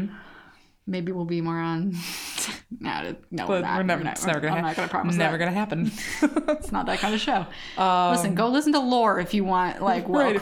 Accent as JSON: {"language": "English", "region": "Midwest", "country": "United States", "said": "We're from the Midwest."}